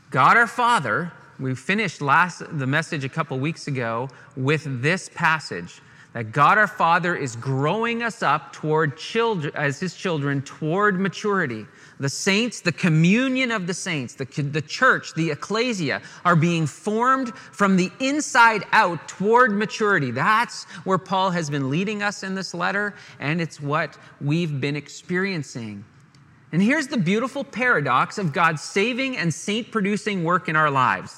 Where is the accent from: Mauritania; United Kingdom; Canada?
Canada; we're sheltered Canadian boys among the hillbillies of Virginia